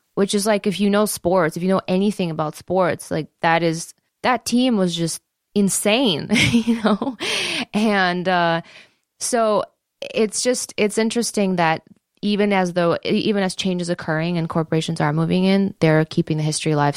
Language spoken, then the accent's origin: English; Detroit, Michigan, United States; I grew up in the Joe Louis Arena